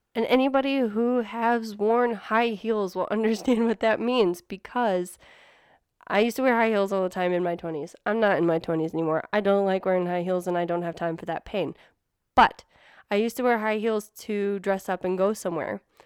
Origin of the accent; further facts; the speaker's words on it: Midwest, United States; now in New Mexico, United States; Neil and I grew up in the Midwest